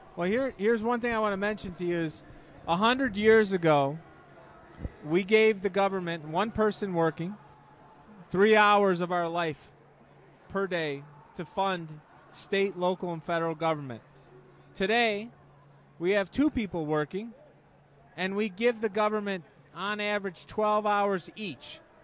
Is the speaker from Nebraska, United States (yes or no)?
no; Chicago, Illinois, United States; in Chicago, and then the Chicagoland area